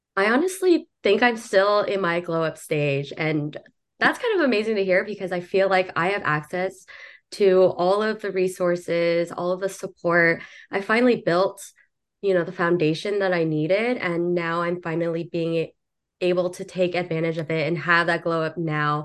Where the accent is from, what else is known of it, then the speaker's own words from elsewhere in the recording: Southern California, United States; now in New York City, United States; originally from Southern California, moved over to New York City